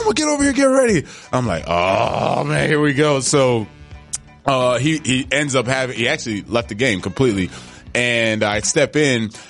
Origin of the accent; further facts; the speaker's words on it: Coral Gables, Florida, United States; Coral Gables, born and raised